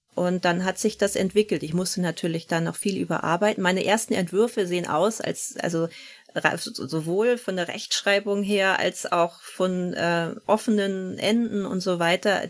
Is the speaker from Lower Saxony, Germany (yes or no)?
no; Hohenweststedt, Schleswig-Holstein, Germany; moved away as an adult; also born or lived in Bavaria; now in Eckernförde, Germany; ich bin groß geworden in der Nähe von Hohenweststedt, also hier im Kreis